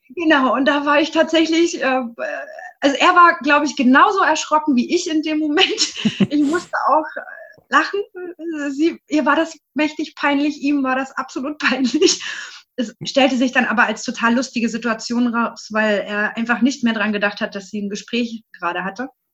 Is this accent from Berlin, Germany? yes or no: no; Leipzig, Saxony, Germany; bin aus Leipzig